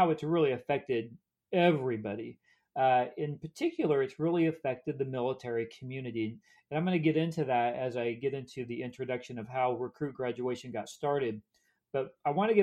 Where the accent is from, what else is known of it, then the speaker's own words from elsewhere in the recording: Kansas, United States; moved away as an adult; also born or lived in Dallas, Texas; I grew up in Kansas as a preacher's kid, PK. So my dad was a Methodist minister. And I grew up in really some small towns in Kansas, moved around quite a bit